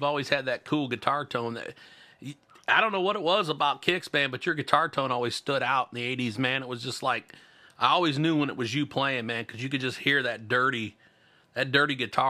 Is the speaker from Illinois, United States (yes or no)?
yes; Illinois, United States; moved away; I'm from Illinois originally